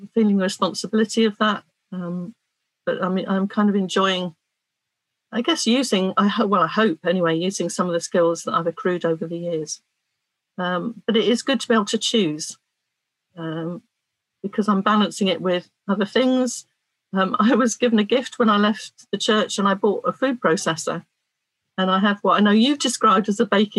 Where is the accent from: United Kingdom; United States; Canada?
United Kingdom; Cornwall, South West England; I'm a Cornish woman